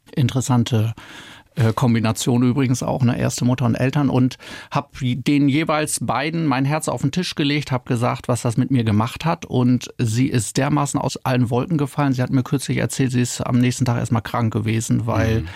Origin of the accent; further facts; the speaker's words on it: Oldenburg, Lower Saxony, Germany; moved away; also born or lived in Freiburg; Ich bin ja in Oldenburg aufgewachsen